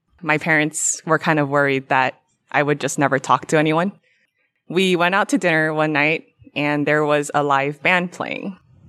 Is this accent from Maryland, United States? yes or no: no; California, United States; I'm from Orange County, California.